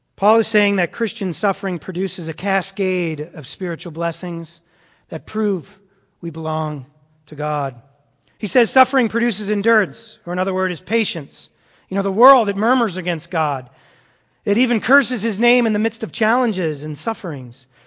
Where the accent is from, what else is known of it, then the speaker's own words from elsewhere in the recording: Massachusetts, United States; moved away; I grew up in Massachusetts